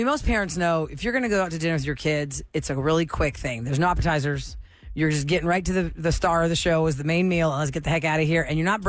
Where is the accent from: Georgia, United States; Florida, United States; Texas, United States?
Texas, United States; Houston; I'm born and raised Houstonian.